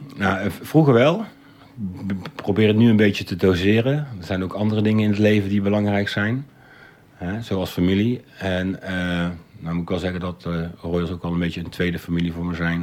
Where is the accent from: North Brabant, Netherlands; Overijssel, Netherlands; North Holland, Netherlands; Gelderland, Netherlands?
North Brabant, Netherlands; Breda; now in Rotterdam, Netherlands; ik ben geboren in Breda. Breda is al van oudsher een oranje stad. Eh, Willem van Oranje heeft er gewoond. En dat leerde ik op school, op de basisschool